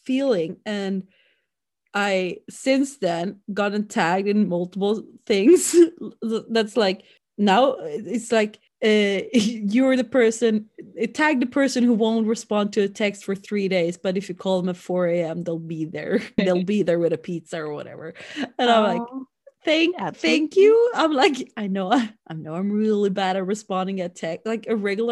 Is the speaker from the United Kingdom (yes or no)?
no; Sweden; growing up in my hometown